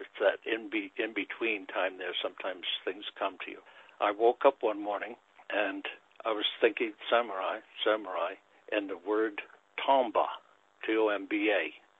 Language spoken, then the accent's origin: English; Westport, Connecticut, United States; also born or lived in Danbury, Connecticut; I grew up in Westport, Connecticut.